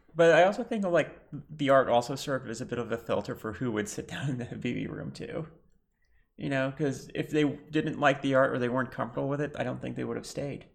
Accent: Lebanon; I'm bi, trans, Lebanese

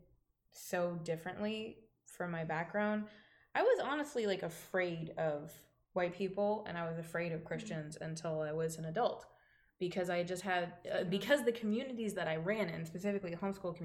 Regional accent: Dallas, Texas, United States; born or raised there

